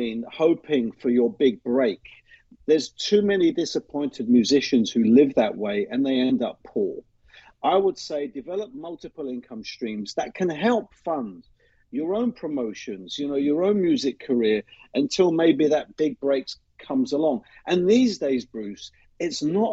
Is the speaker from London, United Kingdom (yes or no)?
yes; London, United Kingdom; moved away as an adult; also born or lived in Middle East; now in Boston, United States; I was born and raised in the city of London